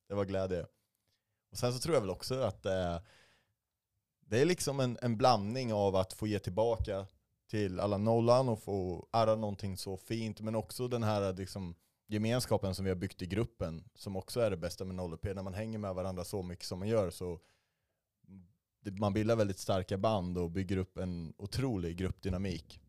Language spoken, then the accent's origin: Swedish; Arboga, Västmanland, Sweden; moved away; Jag är från Arboga, alldeles norr om Hjälma